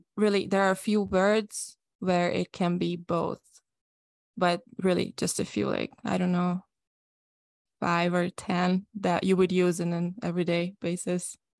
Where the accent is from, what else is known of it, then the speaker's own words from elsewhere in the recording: Budapest, Hungary; I'm from Hungary, I'm hundred percent Hungarian. I was born and raised and I've, I lived my whole life in Budapest